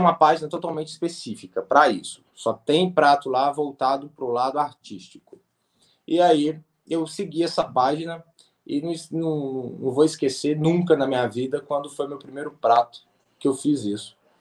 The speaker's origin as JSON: {"language": "Portuguese", "town": "Belo Horizonte", "region": "Minas Gerais", "country": "Brazil", "said": "eu sou de BH"}